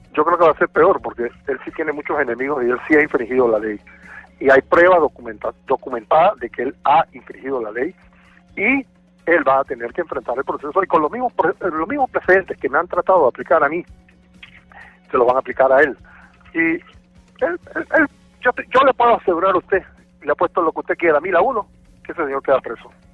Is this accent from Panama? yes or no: yes; Panama; Yo soy el único panameño